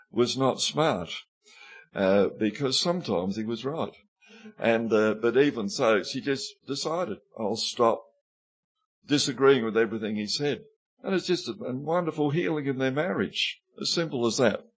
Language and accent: English; Mudamuckla, South Australia, Australia; When I first started preaching, it wasn't a problem because I was from Mudamuckla and I used to talk like this.